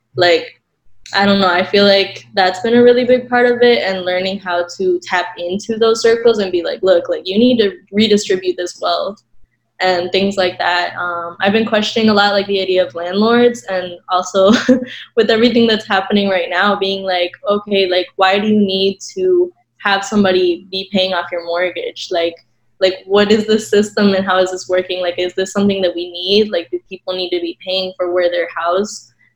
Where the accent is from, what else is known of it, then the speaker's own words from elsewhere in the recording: Ecuador; moved away as an adult; now in United States; I did um, high school over in Ecuador. So I was coming from Ecuador to the United States.